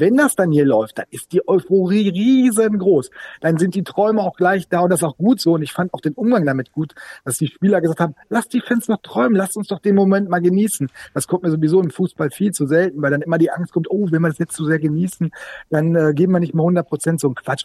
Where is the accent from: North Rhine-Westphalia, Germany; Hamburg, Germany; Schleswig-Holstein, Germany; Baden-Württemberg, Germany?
North Rhine-Westphalia, Germany; Sauerland; now in Bremen, Germany; Ich bin auch zugereist. Ich bin zugereister Sauerländer